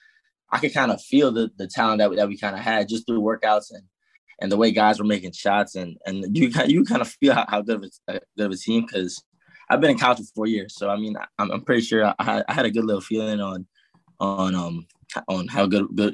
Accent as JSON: {"language": "English", "region": "New Jersey", "country": "United States", "also_born_or_lived": "South Carolina", "moved": "as an adult", "said": "I'm originally from Jersey"}